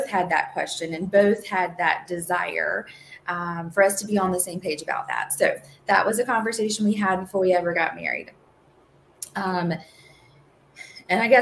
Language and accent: English; Eastern North Carolina, United States; moved away as an adult; now in Raleigh, United States; I am originally from Eastern North Carolina and born and raised in a very rural environment